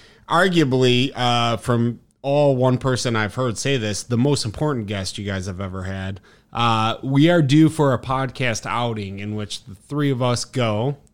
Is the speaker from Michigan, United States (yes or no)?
no; Chicago, Illinois, United States; as an Irish kid from the South Side